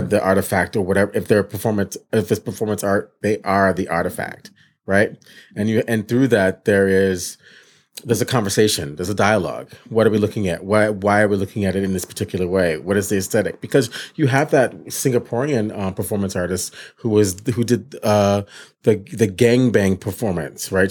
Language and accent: English; Michigan, United States; moved away; I was a kid from Michigan